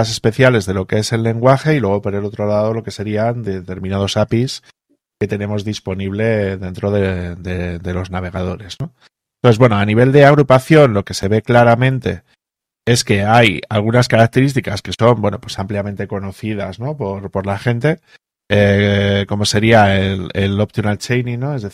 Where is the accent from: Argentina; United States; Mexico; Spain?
Spain; nosotros aquí en España